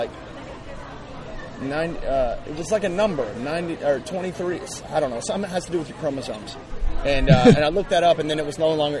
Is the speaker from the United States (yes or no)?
yes; East Texas, United States; I'm from East Texas.